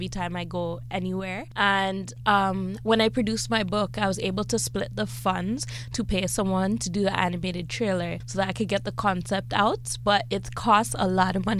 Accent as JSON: {"language": "English", "town": "Toronto", "region": "Ontario", "country": "Canada", "tie": "born or raised there", "said": "I am born and raised in Toronto and I've been here the 25 years"}